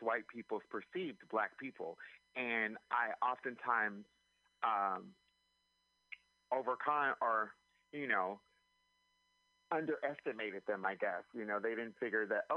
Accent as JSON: {"language": "English", "town": "Anaheim", "region": "California", "country": "United States", "tie": "born or raised there", "moved": "yes", "lives_now": "San Francisco, United States", "said": "I've been in San Francisco for over 20 years. I'm originally from Anaheim, California"}